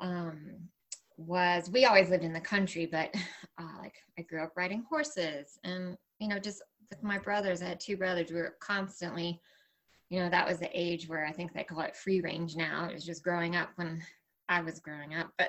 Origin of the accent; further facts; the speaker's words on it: Asheville Hickory area of North Carolina, United States; also born or lived in Roanoke, Virginia; I grew up primarily in Appalachia between, was born in Virginia and then raised in like the Asheville Hickory area of North Carolina